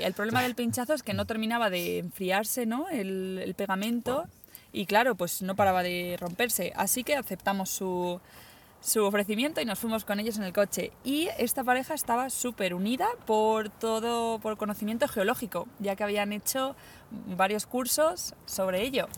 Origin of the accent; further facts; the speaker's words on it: Caudete, Castilla-La Mancha, Spain; de mi pueblo